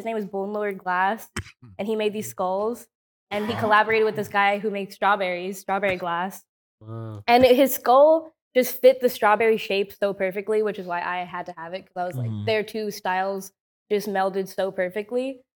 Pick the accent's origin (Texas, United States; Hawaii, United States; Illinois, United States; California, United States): Texas, United States; Houston; That is true. I'm from